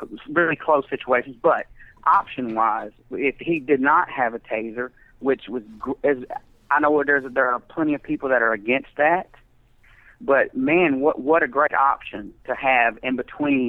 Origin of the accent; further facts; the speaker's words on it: the South, United States; I'm also from the South.